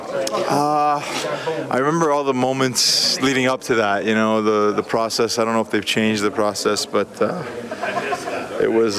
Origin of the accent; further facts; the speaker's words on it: Canada; as a Canadian kid, you grow up watching the World Juniors